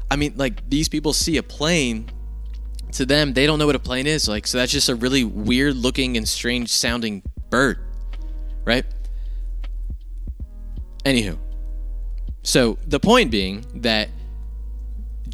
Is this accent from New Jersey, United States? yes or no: yes; New Jersey, United States; I grew up in Jersey